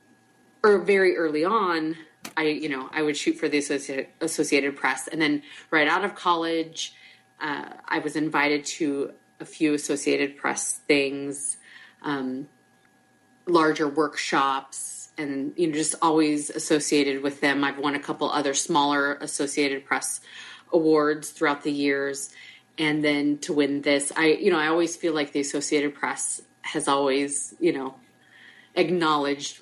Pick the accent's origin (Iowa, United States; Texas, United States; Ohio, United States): Iowa, United States; moved away as an adult; now in Fort Myers, United States; I am born and raised in Iowa